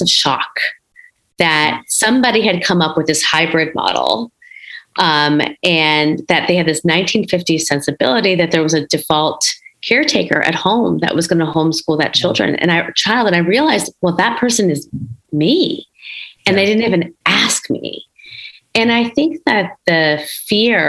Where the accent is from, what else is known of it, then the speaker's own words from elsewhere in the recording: Schaumburg, Illinois, United States; I grew up in Schaumburg, Illinois, one of the few, in the 80s